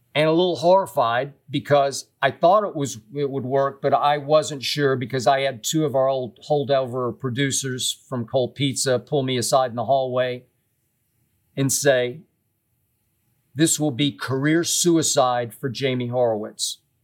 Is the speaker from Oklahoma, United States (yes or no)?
yes; Oklahoma City, Oklahoma, United States; also born or lived in Tennessee; now in Los Angeles, United States; I grew up in Oklahoma City and went to Vanderbilt University